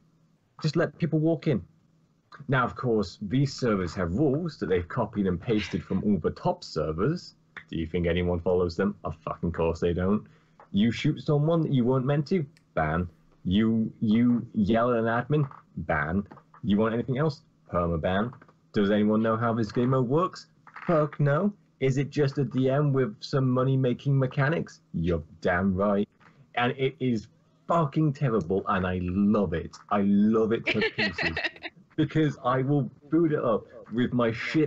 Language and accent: English; United Kingdom; we Brits